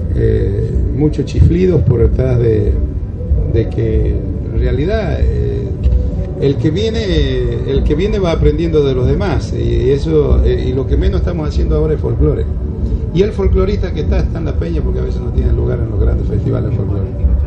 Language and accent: Spanish; northern Argentina, Argentina; nosotros los que somos norteños